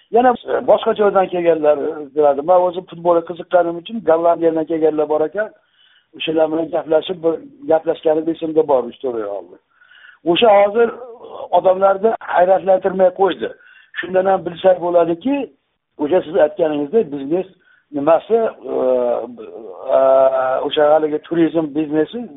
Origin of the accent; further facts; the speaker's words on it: Yangi Akhsi, Namangan Region, Uzbekistan; o'sha man tug'ilgan joy yangi axsi deyilgan